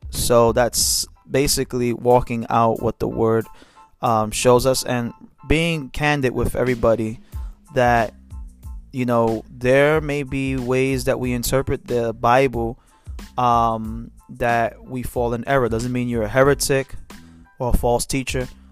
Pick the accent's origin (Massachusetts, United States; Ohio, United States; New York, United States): New York, United States; New York City; now in Pennsylvania, United States; I'm from Brooklyn, New York.